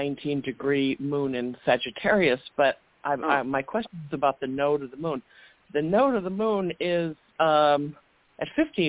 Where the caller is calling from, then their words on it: Chicago, Illinois, United States; Hi, this is … from Chicago.